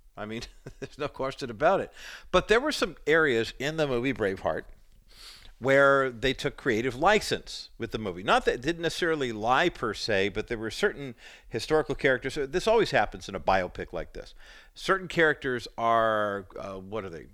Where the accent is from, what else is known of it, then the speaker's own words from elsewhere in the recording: Whittier, California, United States; also born or lived in Orange County, California; being a young boy growing up in Whittier, California, and then moving to Orange County